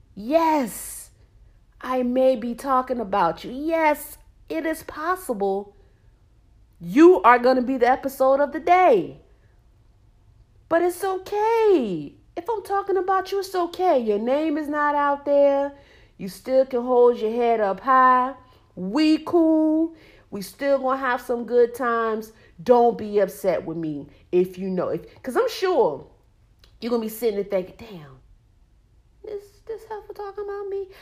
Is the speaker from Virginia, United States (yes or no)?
yes; Norfolk, Virginia, United States; moved away as an adult; now in Charlotte, United States; I am from Norfolk, Virginia, seven cities